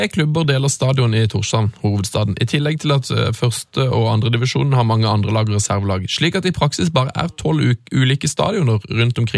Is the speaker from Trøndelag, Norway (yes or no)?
yes; Levanger, Trøndelag, Norway; Så kommer vi tilbake til det at vi er fra Levanger, som dere ofte har omtalt i programmet deres.